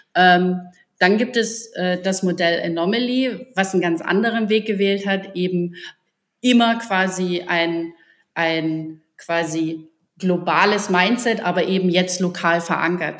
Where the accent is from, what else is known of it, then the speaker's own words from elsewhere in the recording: Riesa, Saxony, Germany; moved away as an adult; also born or lived in Dresden; now in Berlin, Germany; ursprüngliche Dresdnerin oder ich komme eigentlich aus Riesa.